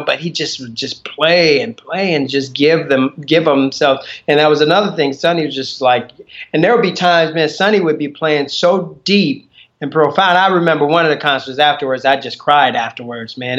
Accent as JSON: {"language": "English", "town": "Chicago", "region": "Illinois", "country": "United States", "tie": "born or raised there", "said": "I grew up in Chicago"}